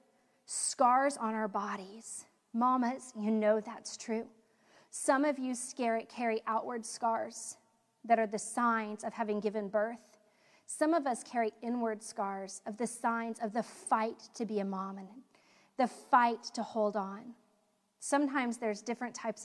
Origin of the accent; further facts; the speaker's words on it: United States; as American women